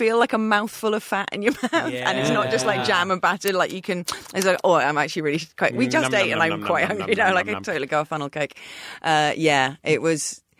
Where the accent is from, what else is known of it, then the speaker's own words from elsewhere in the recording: England, United Kingdom; I'm an English person.